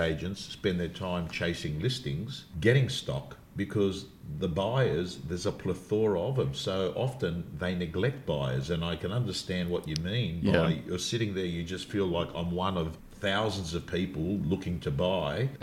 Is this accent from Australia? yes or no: yes; Sydney, New South Wales, Australia; I was brought up in the Canterbury Bankstown area, Belmore Lakemba to be specific, the suburbs that I was